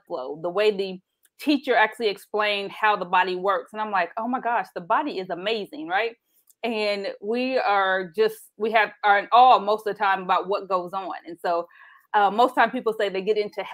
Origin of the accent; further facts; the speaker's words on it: Anderson, Indiana, United States; growing up in Anderson, Indiana